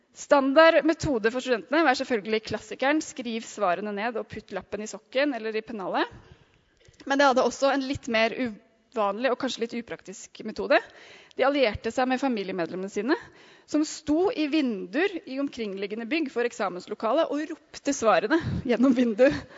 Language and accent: Norwegian; Sandefjord, Vestfold, Norway; now in Oslo, Norway